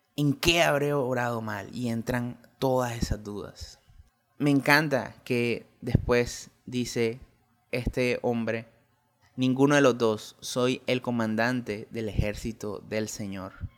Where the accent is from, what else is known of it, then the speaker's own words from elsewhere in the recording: Colombia; en mi país Colombia